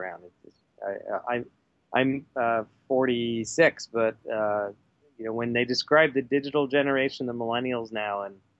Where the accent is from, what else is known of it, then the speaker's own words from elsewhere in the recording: New Jersey, United States; moved away as an adult; also born or lived in Los Angeles, California / Pittsburgh, Pennsylvania / Texas; now in Seattle, United States; I was born in New Jersey. I won't tell you which town.